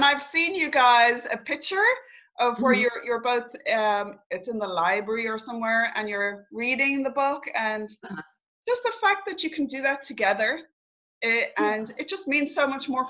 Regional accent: Dublin, Leinster, Ireland; now in Galway, Ireland; I was born in Dublin. So I actually only moved to Galway. I left Dublin when I was 21. I went traveling, lived abroad for quite a few years. And so just came back to Ireland a year and a half ago.

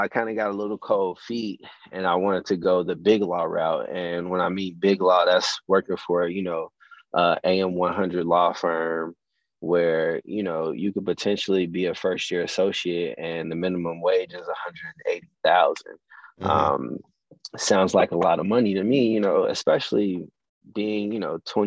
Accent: Chicago, Illinois, United States; also born or lived in Rantoul, Illinois / Champaign, Illinois; I moved back to Chicago, where I'm from, my hometown, Southside.

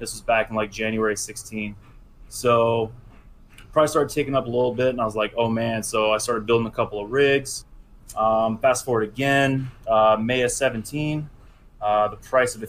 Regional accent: California, United States; I grew up in California

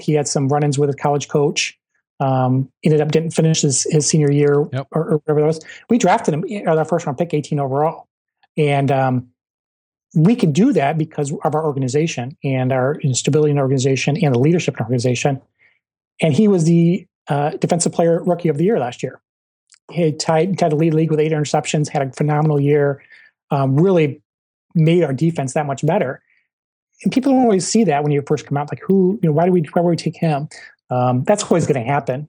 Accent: Michigan, United States; moved away; also born or lived in Ohio; I'm from Michigan

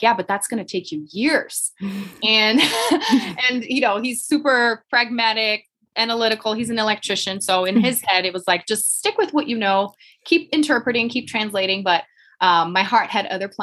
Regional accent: Brazil; English is a second language; moved away as an adult; now in Colorado, United States; I'm from Brazil originally

